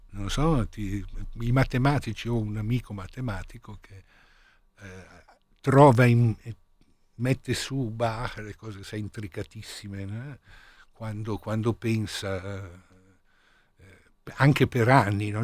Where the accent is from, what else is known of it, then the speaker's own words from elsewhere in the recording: Milan, Lombardy, Italy; essendo milanese